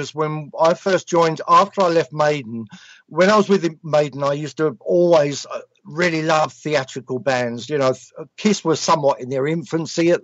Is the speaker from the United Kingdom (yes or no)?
yes; London, United Kingdom; also born or lived in Sicily; I wasn't an East End Londoner, so I was a little bit out of my league because I came from Southeast London, so I wasn't an East Ender